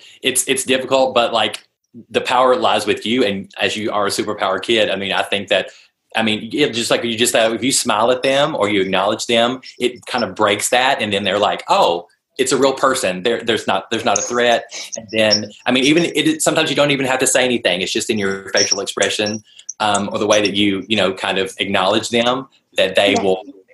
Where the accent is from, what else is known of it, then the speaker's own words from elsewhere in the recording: the South, United States; I'm from the South, so I'm pretty slow in the answering, so we'll try to.